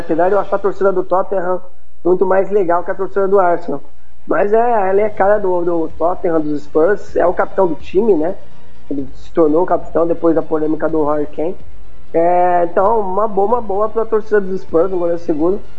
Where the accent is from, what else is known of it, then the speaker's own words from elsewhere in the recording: Campinas, São Paulo, Brazil; eu sou de Campinas, estado de São Paulo